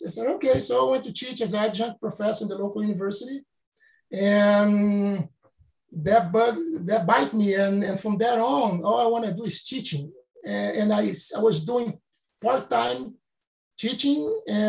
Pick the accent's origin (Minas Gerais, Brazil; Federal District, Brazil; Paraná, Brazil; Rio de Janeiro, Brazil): Rio de Janeiro, Brazil; moved away as an adult; in the 70s, growing up in Brazil